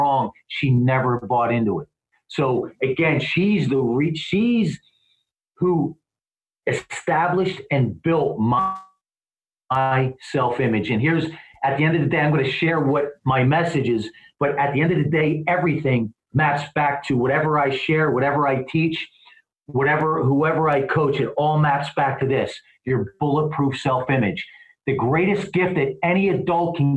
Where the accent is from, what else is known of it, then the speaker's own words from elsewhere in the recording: East Coast, United States; also born or lived in Philadelphia; now in Southern California, United States; I'm from the East Coast. I live in SoCal, but I'm from the East Coast